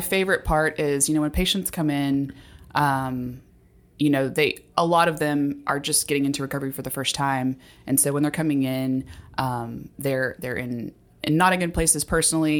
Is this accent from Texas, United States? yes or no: yes; Texas, United States; also born or lived in Dallas, Texas / Houston, Texas / Grand Junction, Colorado; I grew up in Texas. My time was split between Dallas and Houston, but I was actually born in Grand Junction, Colorado